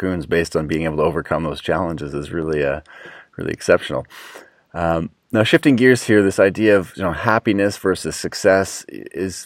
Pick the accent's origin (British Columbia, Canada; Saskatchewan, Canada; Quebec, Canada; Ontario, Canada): Ontario, Canada; Toronto; I'm from Toronto